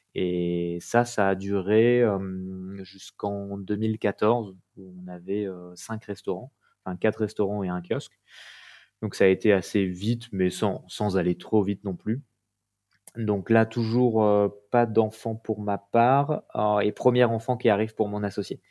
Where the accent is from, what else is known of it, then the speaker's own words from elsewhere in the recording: Paris, Île-de-France, France; moved away as an adult; now in Ariège, France; Je suis né à Paris, vécu en banlieue parisienne et toujours travaillé à Paris, études à Paris parisien, effectivement